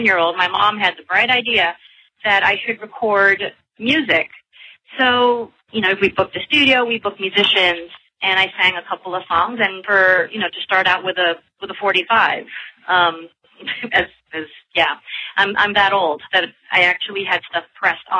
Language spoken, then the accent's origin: English; Manila, Metro Manila, Philippines; also born or lived in London; I just kept on working pretty much in Manila, which is where I'm from